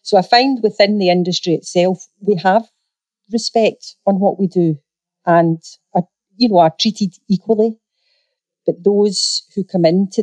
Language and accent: English; Scotland, United Kingdom; I'm a Scottish girl.